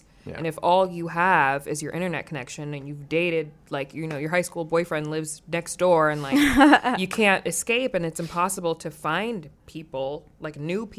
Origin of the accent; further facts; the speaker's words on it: East Coast, United States; moved away as an adult; also born or lived in New York; now in Los Angeles, United States; growing up on the East Coast and now living in LA, it's like, because I lived in New York for a long time.